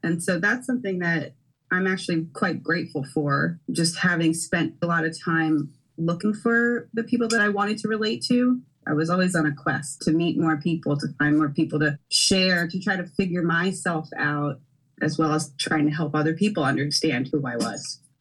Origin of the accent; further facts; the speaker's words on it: Philadelphia, Pennsylvania, United States; I am a Philadelphia native, born and raised in the Germantown Northwest section of Philadelphia